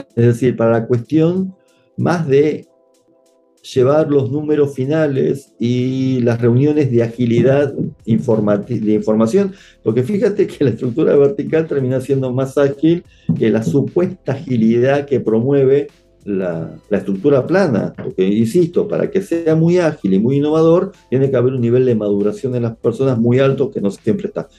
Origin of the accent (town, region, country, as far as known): Argentina